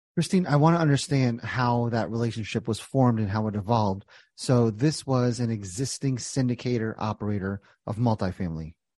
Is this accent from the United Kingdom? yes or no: no; New Jersey, United States; I grew up in Jersey